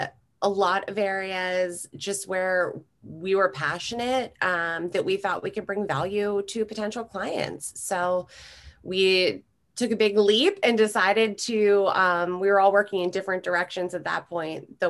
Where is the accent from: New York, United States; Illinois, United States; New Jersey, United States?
New Jersey, United States; also born or lived in Philadelphia; I grew up in South Jersey in an entrepreneurial family